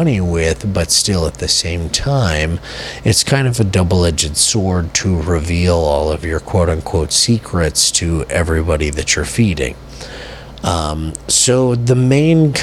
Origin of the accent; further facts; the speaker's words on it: United States; as an American